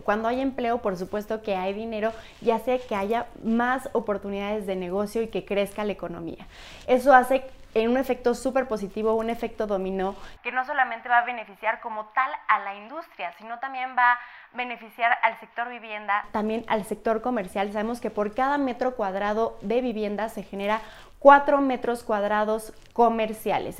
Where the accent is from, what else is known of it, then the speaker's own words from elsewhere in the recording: Hidalgo, Mexico; yo soy de Hidalgo, me he dedicado mucho a promover mi estado